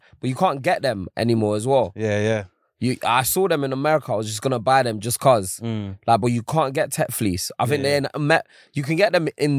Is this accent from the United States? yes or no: no; London, United Kingdom; I'm from Holloway.